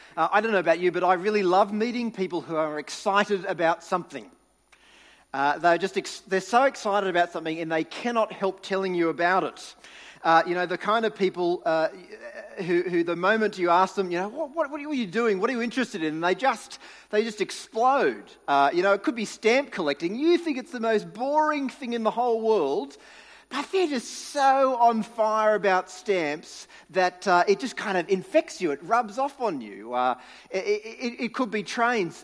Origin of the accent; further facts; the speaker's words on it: New South Wales, Australia; moved away; I grew up in New South Wales